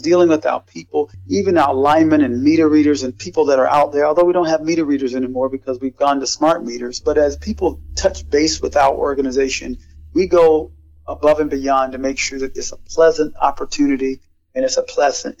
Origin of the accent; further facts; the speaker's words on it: South Carolina, United States; moved away as an adult; now in Lansing, United States; I'm born and raised in South Carolina